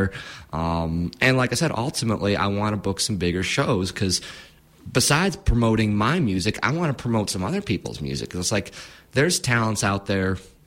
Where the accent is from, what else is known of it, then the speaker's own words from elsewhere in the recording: Illinois, United States; also born or lived in Michigan; now in Grand Rapids, United States; I was born in Illinois